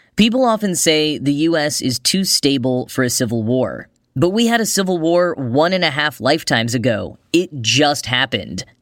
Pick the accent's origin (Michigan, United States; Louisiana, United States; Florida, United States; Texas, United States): Texas, United States; moved away as an adult; now in New York City, United States; Growing up in Texas